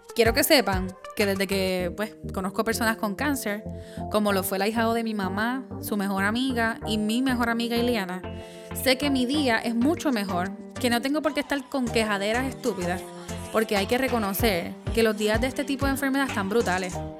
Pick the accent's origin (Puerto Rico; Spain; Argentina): Puerto Rico; now in United States; Yo soy la boricua fuera de la isla